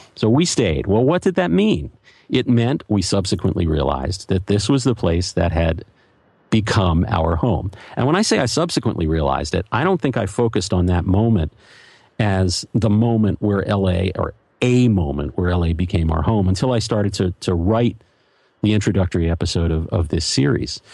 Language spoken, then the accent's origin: English; Philadelphia, Pennsylvania, United States; also born or lived in New York; now in Los Angeles, United States; I grew up in Philadelphia